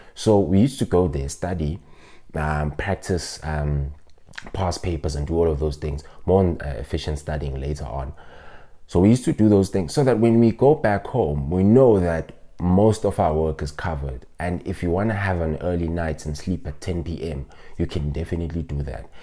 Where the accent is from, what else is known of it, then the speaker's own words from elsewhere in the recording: South Africa; I'm from Ekasi, which we call a township